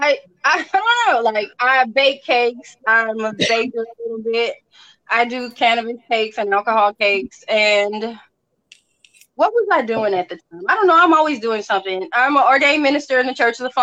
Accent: New Orleans, Louisiana, United States; moved away as an adult; now in Mississippi, United States; I was born in Mississippi, where I'm at now. As a kid, I moved to New Orleans and I spent like over 22 decades down there. That's where I got married. That's where I had my kids. Like, that's my home

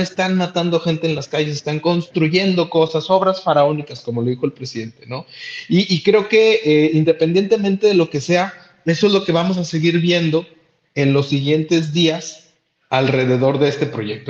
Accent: Mexico; nosotros como mexicanos

